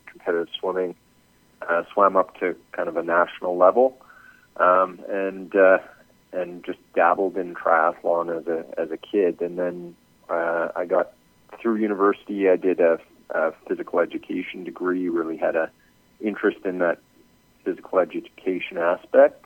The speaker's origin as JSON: {"language": "English", "town": "Edmonton", "region": "Alberta", "country": "Canada", "said": "I'm from Edmonton, Canada."}